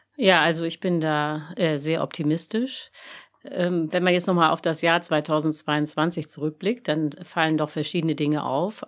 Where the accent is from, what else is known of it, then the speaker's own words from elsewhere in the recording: Germany; wir als Deutsche